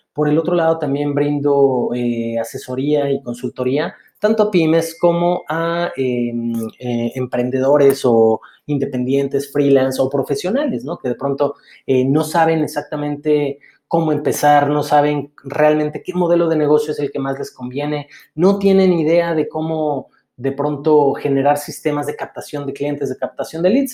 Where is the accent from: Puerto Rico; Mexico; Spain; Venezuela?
Mexico; soy mexicano